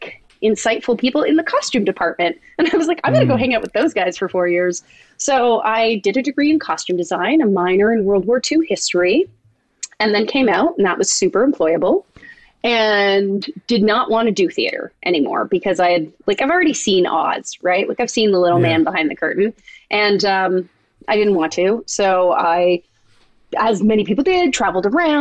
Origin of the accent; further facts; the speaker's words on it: Toronto, Ontario, Canada; moved away as an adult; also born or lived in Indiana; I grew up in Toronto